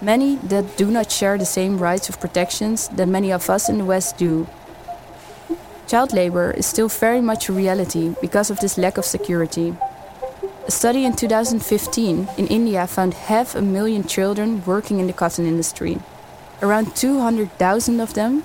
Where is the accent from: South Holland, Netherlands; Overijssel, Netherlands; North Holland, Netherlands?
North Holland, Netherlands; Amsterdam; growing up in Amsterdam Southeast, one of the most multicultural areas of the city